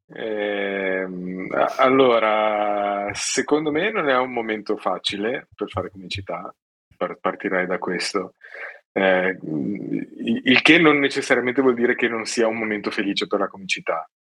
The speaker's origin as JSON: {"language": "Italian", "town": "Genoa", "region": "Liguria", "country": "Italy", "said": "sono genovese"}